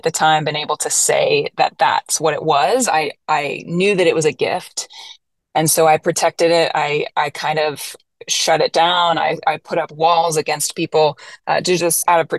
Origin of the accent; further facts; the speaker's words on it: Florida, United States; moved away as an adult; also born or lived in Nashville, Tennessee; I grew up in Florida